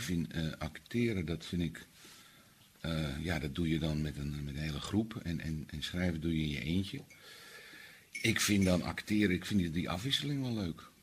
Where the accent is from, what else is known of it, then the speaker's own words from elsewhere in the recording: Amsterdam, North Holland, Netherlands; als Amsterdammer